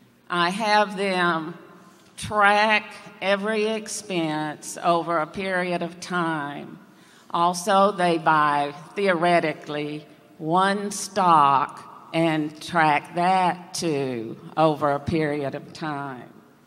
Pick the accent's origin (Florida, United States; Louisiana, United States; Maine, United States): Florida, United States; Apopka; from Apopka, Florida.